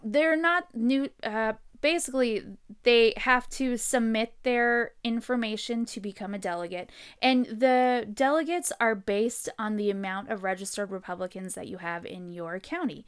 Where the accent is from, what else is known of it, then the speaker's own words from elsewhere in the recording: San Diego, California, United States; moved away; I'm from San Diego originally